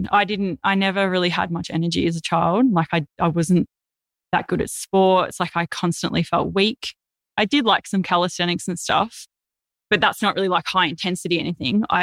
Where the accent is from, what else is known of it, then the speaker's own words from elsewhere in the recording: Melbourne, Victoria, Australia; born there; also born or lived in east coast of Australia; I lived lots of different places, like all up and down the east coast of Australia. Uh, I was born in Melbourne, and I've lived in over fifty houses.